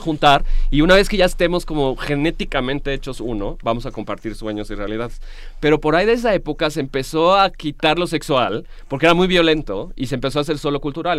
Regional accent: Querétaro, Mexico; soy cretano

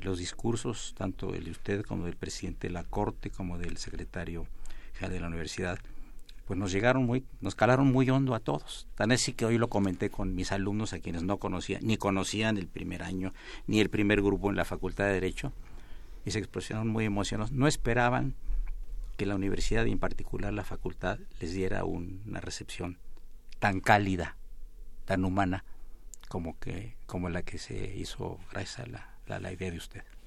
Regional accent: Veracruz, Mexico; moved away; el señor director y un servidor y varios maestros de la facultad somos oriundos del Estado de Veracruz.

